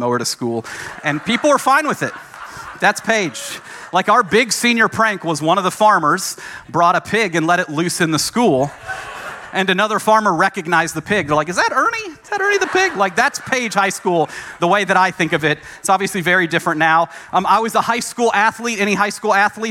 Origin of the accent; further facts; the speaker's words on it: Franklin, Tennessee, United States; moved away as an adult; also born or lived in Massachusetts; I grew up in Franklin, Tennessee.